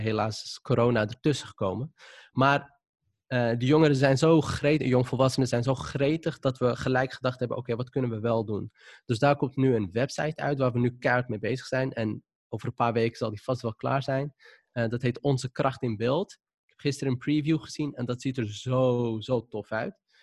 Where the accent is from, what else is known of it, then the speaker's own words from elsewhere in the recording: Amsterdam, North Holland, Netherlands; accent: Moroccan accent; ik kom zelf uit de Wildemanbuurt. Dat is eh, wat ik altijd noem een zwarte bubbel. Dus iedereen daar die leek op mij